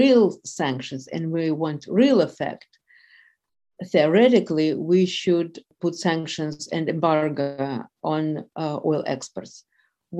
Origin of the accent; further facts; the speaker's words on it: Moscow, Russia; moved away as an adult; now in New York, United States; I was born and raised in Russia, and actually I used to spend my summers in Kyiv, where my aunt lives. So, yes, but yes, I was raised in Moscow.